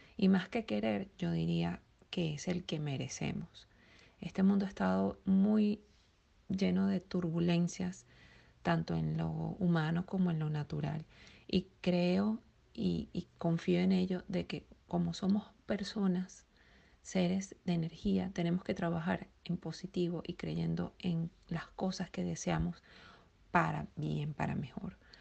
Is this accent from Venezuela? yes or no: yes; Venezuela; now in United States; venezolana emigrante en Estados Unidos